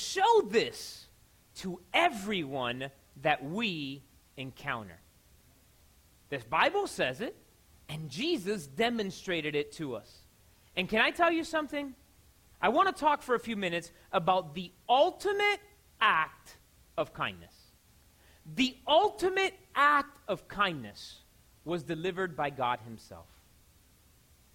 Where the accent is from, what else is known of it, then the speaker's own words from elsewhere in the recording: Miami, Florida, United States; I'm from Miami